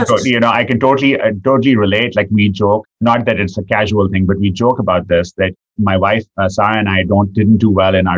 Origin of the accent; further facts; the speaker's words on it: England, United Kingdom; I grew up in England